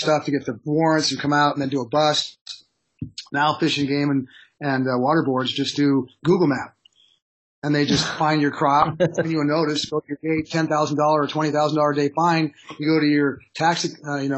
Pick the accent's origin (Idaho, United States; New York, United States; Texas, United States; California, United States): California, United States; Bay Area; moved away as an adult; also born or lived in Santa Cruz; now in Emerald Triangle, United States; I don't come from here. I'm from the Bay Area